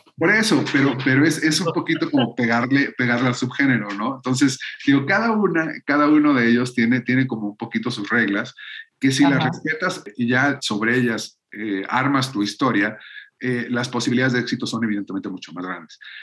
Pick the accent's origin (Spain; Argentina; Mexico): Mexico; nosotros como mexicanos